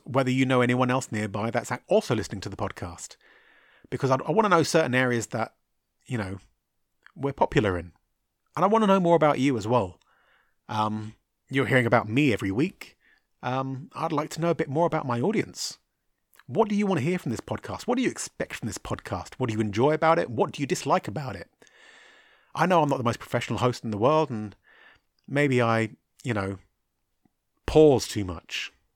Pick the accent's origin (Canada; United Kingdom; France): United Kingdom; me being a British guy, uh, Irish really, but British